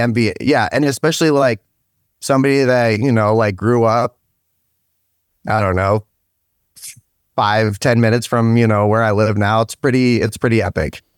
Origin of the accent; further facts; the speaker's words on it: Stark County, Ohio, United States; also born or lived in United Kingdom; I'm from Stark County, um, once I came over to the States, originally out of the U K